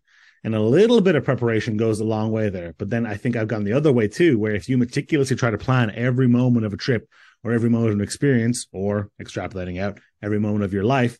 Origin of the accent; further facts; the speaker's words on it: Ireland; I'm from Ireland.